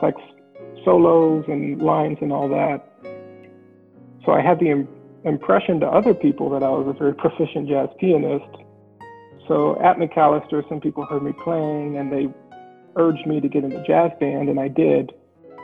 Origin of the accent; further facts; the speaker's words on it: Indianapolis, Indiana, United States; also born or lived in New York; I am kind of an Indianapolis native in the sense that I grew up here, but I was born in New York